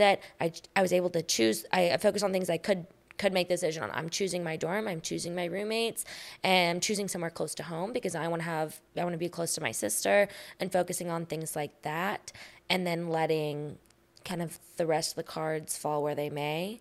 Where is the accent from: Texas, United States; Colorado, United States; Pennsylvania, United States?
Texas, United States; Austin; I'm born and raised in Austin, Texas